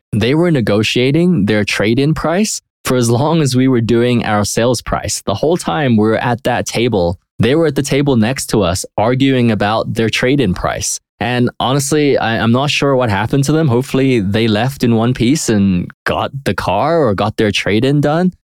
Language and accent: English; United Kingdom; now in United States; I'm from Europe. I'm from the U K